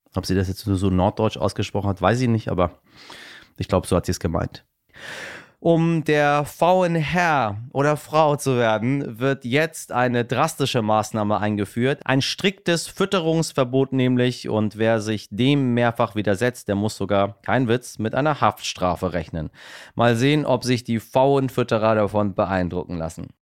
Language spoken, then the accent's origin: German; Iran; moved away; ich komme ja aus dem Land des Pfauentrons